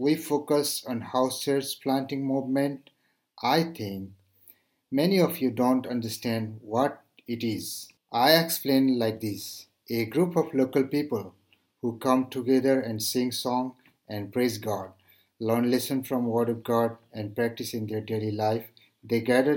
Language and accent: English; Nepal; from Nepal